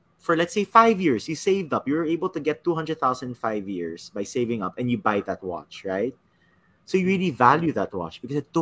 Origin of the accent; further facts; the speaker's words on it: San Juan, Metro Manila, Philippines; I'm from Green Hills